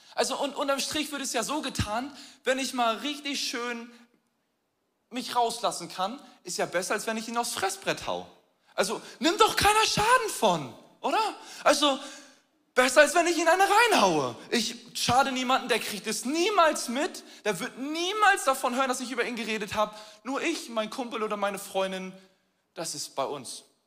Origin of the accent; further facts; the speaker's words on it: Hamburg, Germany; Wir als Hamburger